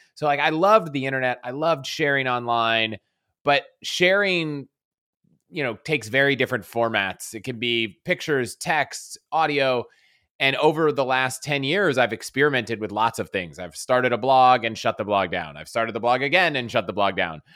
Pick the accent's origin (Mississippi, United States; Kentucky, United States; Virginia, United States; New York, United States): Virginia, United States; Virginia outside DC, United States; moved away as an adult; also born or lived in Colorado; I grew up in Vir-, Virginia outside D C